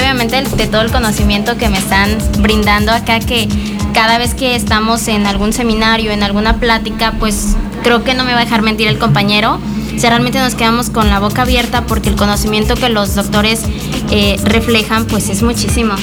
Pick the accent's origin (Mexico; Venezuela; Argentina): Mexico; La Montaña region, Guerrero; moved away as an adult; also born or lived in Chilpancingo, Guerrero; pero no soy de Chilpancingo, soy de la región montaña, de una región pues indígena, entonces migré para allá para estudiar